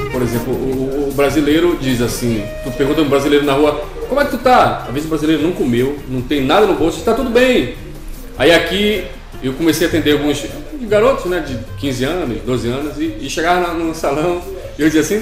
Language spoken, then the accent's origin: Portuguese; Pará, Brazil; moved away as an adult; now in Portugal; sou, sou, sou do Brasil, da região da Amazônia, mais precisamente do estado do Pará, né? E tô cá em Portugal já há sete anos, sete anos e tal